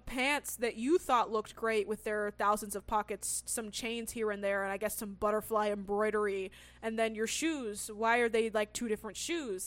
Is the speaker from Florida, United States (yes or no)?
no; California, United States; I grew up in California